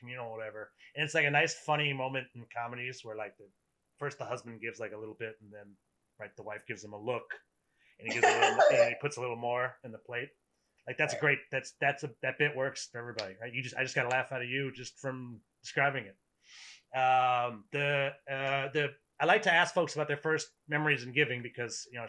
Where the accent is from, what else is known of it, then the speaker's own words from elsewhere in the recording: Waterville, Maine, United States; I grew up in Waterville, Maine.